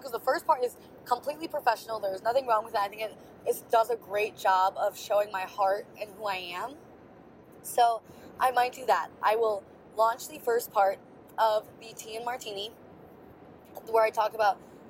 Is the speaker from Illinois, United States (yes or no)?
no; Wisconsin, United States; I was from Wisconsin and the company is based in Wisconsin